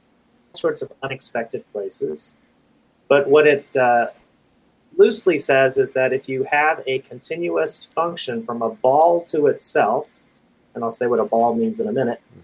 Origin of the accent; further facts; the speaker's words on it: Kingsville, Texas, United States; also born or lived in Southern California; now in California, United States; I am a displaced Texan from a small town in South Texas called Kingsville